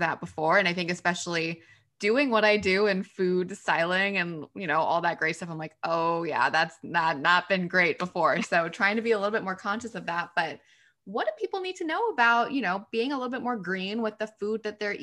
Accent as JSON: {"language": "English", "region": "Texas", "country": "United States", "said": "we're from Texas"}